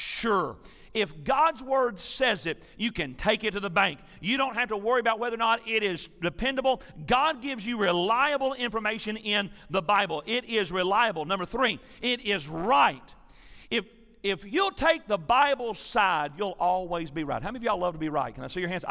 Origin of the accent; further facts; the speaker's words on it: Tennessee, United States; I'm from Tennessee